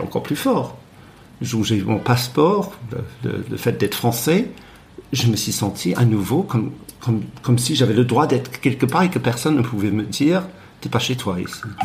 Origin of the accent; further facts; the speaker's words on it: Cornwall, South West England, United Kingdom; French is a second language; moved away as an adult; also born or lived in Berlin, Germany / Brussels, Belgium; now in Paris, France; j'ai grandi en Cornouailles dans les années 60